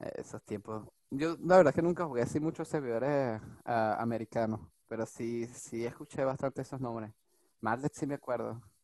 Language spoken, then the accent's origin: Spanish; Venezuela; now in France; yo soy venezolano. nací en Venezuela.